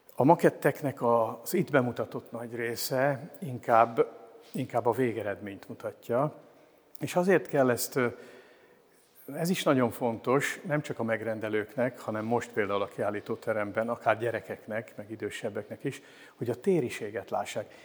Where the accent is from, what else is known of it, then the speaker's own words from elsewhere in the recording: Pécs, Baranya, Hungary; moved away as an adult; also born or lived in Szekszárd / Komló; now in Miskolc, Hungary; 68 éve születtem Szexárdon, és Pécset voltam gimnazista.